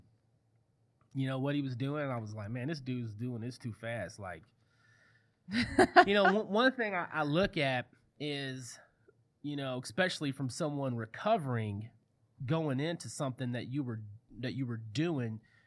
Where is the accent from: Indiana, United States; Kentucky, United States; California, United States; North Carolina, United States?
Kentucky, United States; Louisville; I grew up in Louisville, Kentucky